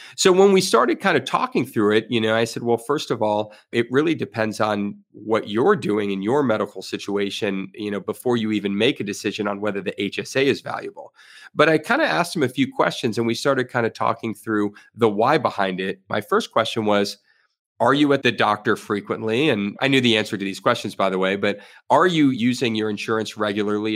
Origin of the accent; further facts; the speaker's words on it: Florida, United States; I was born and raised here in Florida